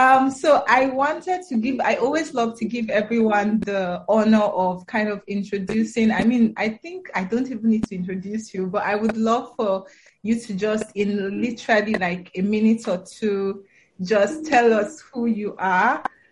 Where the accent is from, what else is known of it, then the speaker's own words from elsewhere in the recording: Niger State, Nigeria; also born or lived in Edo State; now in Abuja, Nigeria; I was born in Niger State.